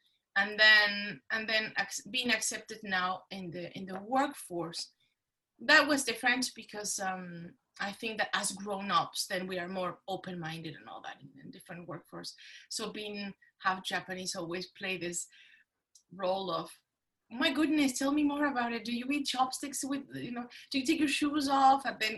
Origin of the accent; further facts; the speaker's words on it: Mexico City, Mexico; English is a second language; moved away as an adult; now in United States; Growing up in Mexico City